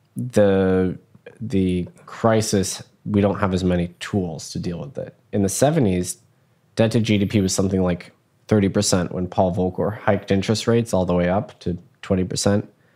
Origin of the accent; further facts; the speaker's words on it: United States; as an American